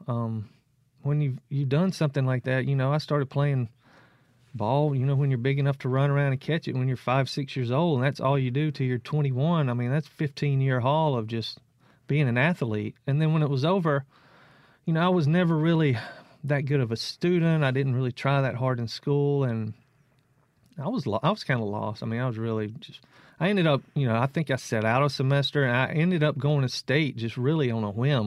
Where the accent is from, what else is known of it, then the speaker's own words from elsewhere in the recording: South Mississippi, United States; I'm from South Mississippi